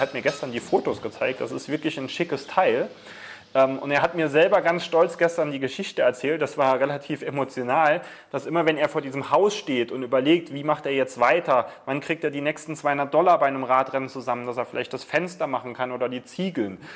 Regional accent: Germany; als Deutsche, als Europäer

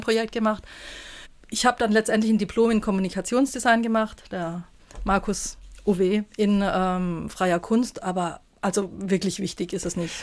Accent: Stuttgart, Baden-Württemberg, Germany; moved away as an adult; also born or lived in Saarland; In Stuttgart gibt es ja ein sehr schönes, wo ich aufgewachsen bin, das Lindenmuseum

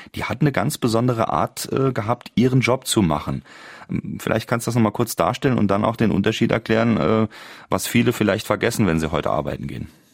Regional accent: Germany; bei uns in Deutschland

